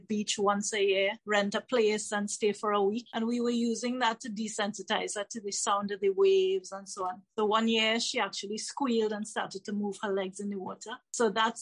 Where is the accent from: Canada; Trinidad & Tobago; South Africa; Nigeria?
Trinidad & Tobago; I'm from Trinidad and Tobago, which is the Caribbean